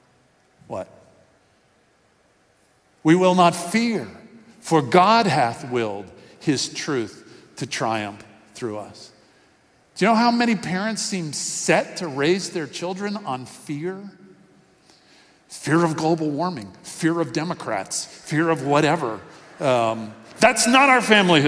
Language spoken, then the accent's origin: English; Miami, Florida, United States; a little boy growing up in Miami